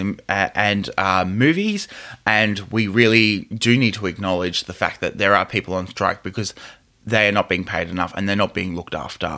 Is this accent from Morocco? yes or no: no; Australia; I come from Australia. Labour and unionism is very essential to our culture as a country here.